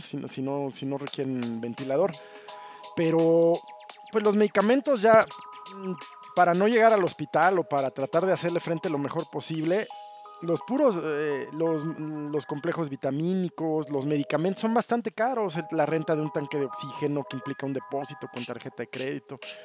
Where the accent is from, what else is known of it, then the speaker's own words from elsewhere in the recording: Mexico; also born or lived in Mexico City; somos los mexicanos